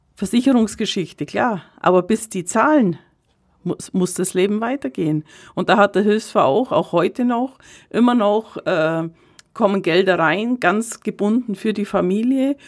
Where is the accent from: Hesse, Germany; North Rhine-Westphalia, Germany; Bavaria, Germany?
Bavaria, Germany; Kaufbeuren; ich gebürtige Kaufbeurerin bin